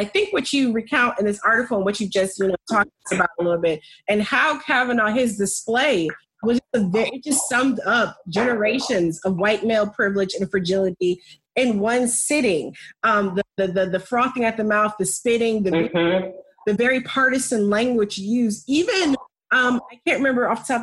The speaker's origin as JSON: {"language": "English", "country": "United States", "tie": "born or raised there", "said": "living here, growing up in America, raising Black children in America"}